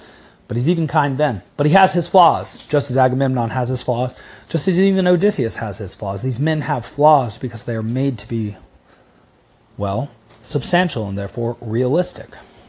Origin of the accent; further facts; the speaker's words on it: United States; accent: crass American; because of my crass American accent